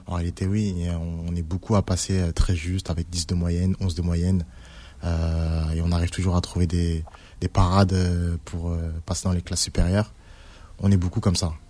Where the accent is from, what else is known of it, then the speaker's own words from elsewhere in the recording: Villiers-le-Bel, Île-de-France, France; j'ai grandi à Villers-le-Bel